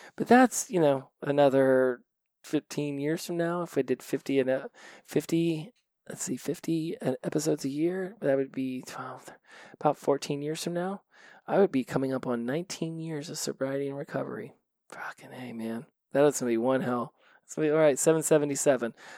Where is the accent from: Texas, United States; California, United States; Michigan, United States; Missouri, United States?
California, United States; Los Angeles; I come from Los Angeles